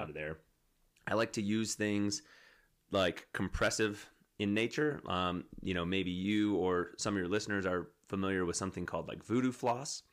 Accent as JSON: {"language": "English", "region": "Wisconsin", "country": "United States", "moved": "yes", "lives_now": "Colorado, United States", "said": "I'm from Wisconsin"}